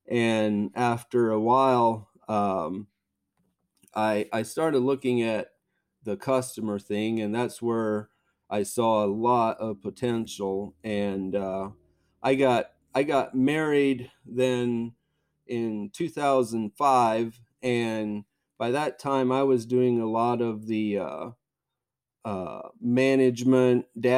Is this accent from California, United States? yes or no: no; Yoder, Kansas, United States; I live on the farm where I grew up on here in South Central Kansas by the small town of Yoder. It's just a small town, but quite a bit going on there. I grew up here on this farm and lived here all my life